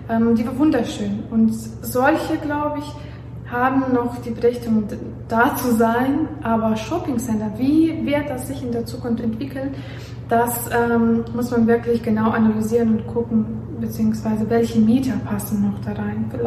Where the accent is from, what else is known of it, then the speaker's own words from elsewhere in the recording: Belarus; also born or lived in Warsaw, Poland; ich komme ja aus Weißrussland und ich habe ähm, auch in Warschau gelebt